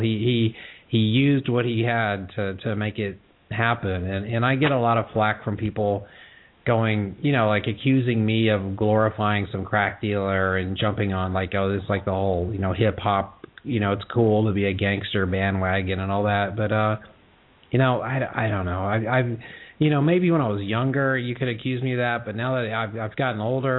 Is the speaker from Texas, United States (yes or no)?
yes; Texas, United States; I'm a guy from Texas